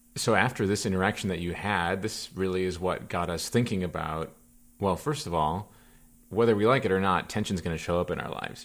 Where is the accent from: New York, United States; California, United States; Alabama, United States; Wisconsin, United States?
Wisconsin, United States; Platteville; moved away as an adult; my hometown, Platteville, Wisconsin.